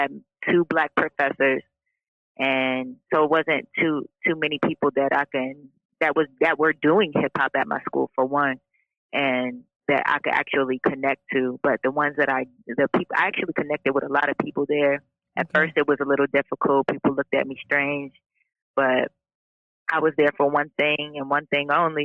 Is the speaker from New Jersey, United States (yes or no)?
no; Virginia Beach, Virginia, United States; moved away as an adult; also born or lived in Detroit, Michigan; now in Los Angeles, United States; I spent most of my life in Virginia. I went to high school at Green Run